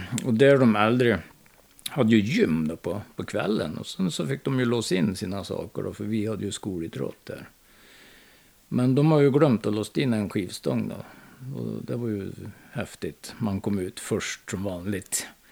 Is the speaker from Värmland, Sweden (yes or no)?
yes; Hagfors, Värmland, Sweden; Jag är född i Hagfors